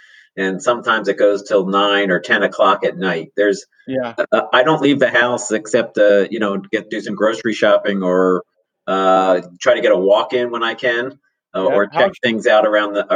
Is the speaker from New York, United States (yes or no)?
no; Harrisburg, Pennsylvania, United States; now in Santa Cruz, United States; I was 14 years old growing up in Harrisburg, Pennsylvania